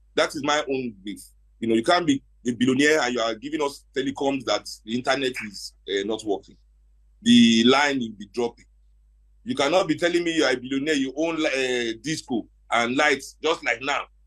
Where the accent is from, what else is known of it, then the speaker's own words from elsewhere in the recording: Nigeria; we as Nigerian professionals